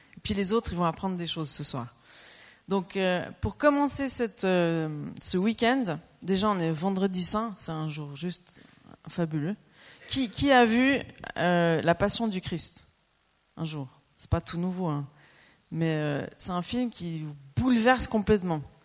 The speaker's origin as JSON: {"language": "French", "area": "Lausanne region", "region": "Vaud", "country": "Switzerland", "also_born_or_lived": "Normandy", "moved": "as an adult", "lives_now": "Annecy, France", "said": "on est suisse. On vient de la région de Lausanne"}